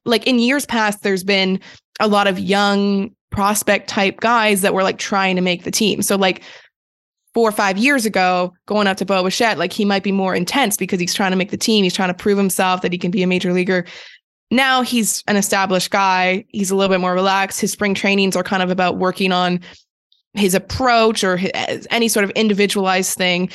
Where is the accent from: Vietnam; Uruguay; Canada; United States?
Canada; growing up in Canada